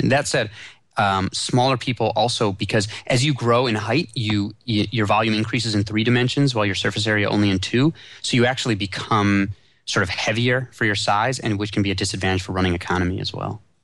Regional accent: Chicago, Illinois, United States; I grew up in Chicago

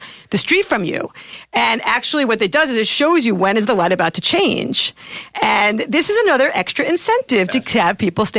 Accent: New York, United States; in New York, my hometown

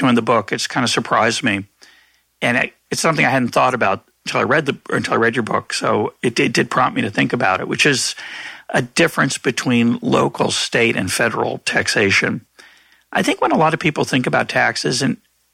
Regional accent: Lexington, Massachusetts, United States; I grew up in a rich suburb of Boston. My parents weren't rich. They were middle class at the time. But I grew up in Lexington

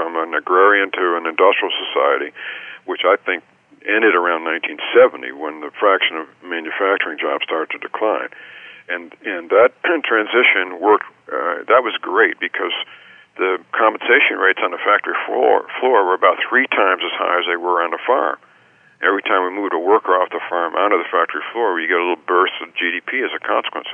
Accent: California, United States; also born or lived in upstate New York; my home state of California

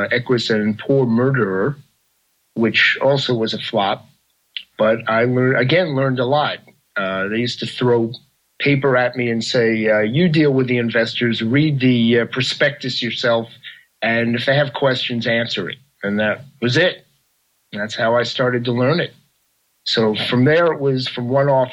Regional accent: New York, United States; I grew up in New York.

